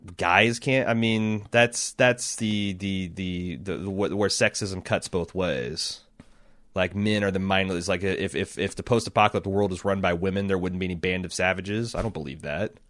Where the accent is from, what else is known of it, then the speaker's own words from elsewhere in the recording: Ohio, United States; I'm from Ohio